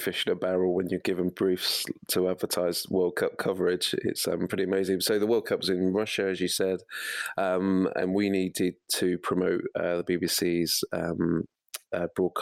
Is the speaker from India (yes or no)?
no; Midlands, United Kingdom; now in Wilmslow, United Kingdom; I'm from the Midlands